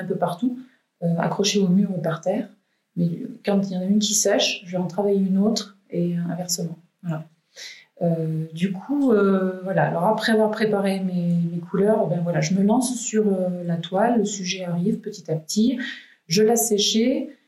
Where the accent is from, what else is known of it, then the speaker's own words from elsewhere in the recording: Valence, Auvergne-Rhône-Alpes, France; also born or lived in Malissard; moi je suis valentinoise, je suis née à Valence euh, et j'habite ici à Malissard avec ma petite famille